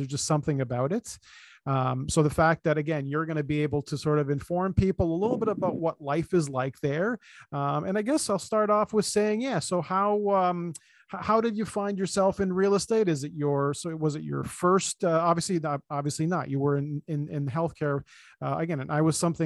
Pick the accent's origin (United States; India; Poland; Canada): Canada; We're from the land of one season